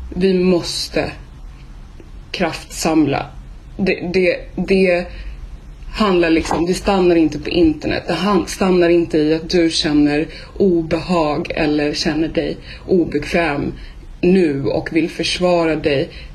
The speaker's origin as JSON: {"language": "Swedish", "country": "Sweden", "said": "det är lätt för oss här hemma i Sverige att sitta och titta på nyheterna"}